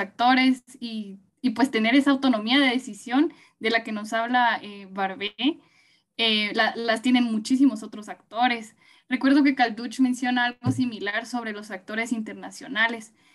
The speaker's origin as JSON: {"language": "Spanish", "country": "Guatemala", "said": "nos permita a todas y todos como guatemaltecos"}